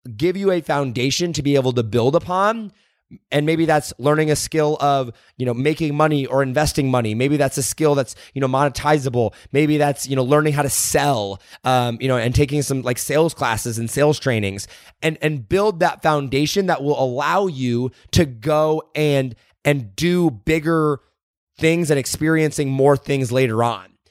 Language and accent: English; Indiana, United States; moved away; I grew up in Indiana